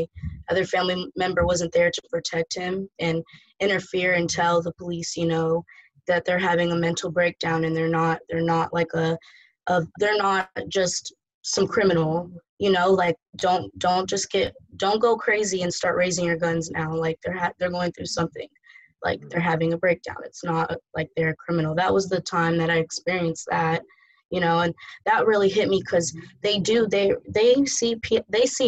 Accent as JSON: {"language": "English", "town": "San Jose", "region": "California", "country": "United States", "tie": "born or raised there", "moved": "as an adult", "lives_now": "Atlanta, United States", "said": "growing up in San Jose, not a big, you know, Black population"}